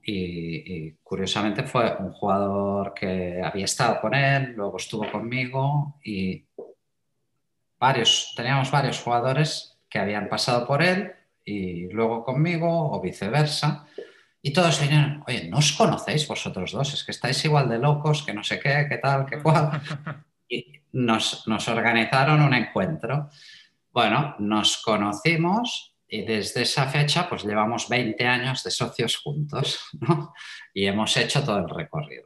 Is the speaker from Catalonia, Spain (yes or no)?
yes; Terrassa, Catalonia, Spain; also born or lived in Matadepera; nací en Cataluña, soy un, buen catalán, para mm. decirlo de alguna forma. Y bueno, em, he, vivido toda mi vida, pues esto, en una ciudad que se llama Tarrasa